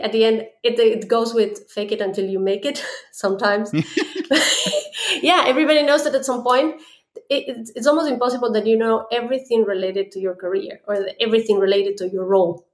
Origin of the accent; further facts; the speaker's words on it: Ecuador; now in Germany; I come originally from Ecuador, uh, but I'm based right now here in Germany.